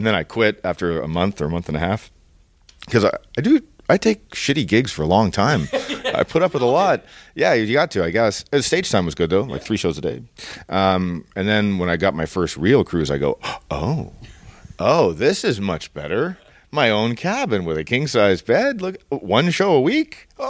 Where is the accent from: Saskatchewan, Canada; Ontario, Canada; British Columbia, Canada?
Ontario, Canada; Toronto; So I'm from downtown Toronto, and that's okay. Where I grew up.